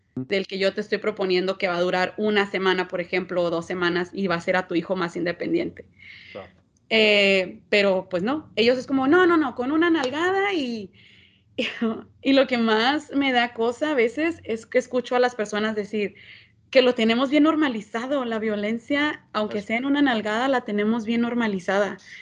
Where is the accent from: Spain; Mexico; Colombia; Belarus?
Mexico; somos mexicanos y que nos gusta la pachanga